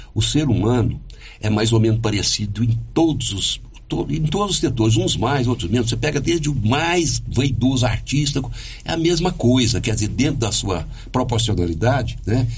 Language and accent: Portuguese; Silvânia, Goiás, Brazil; moved away; Silvana, que é a minha cidade natal, é a cidade que eu amo, que eu escolhi para viver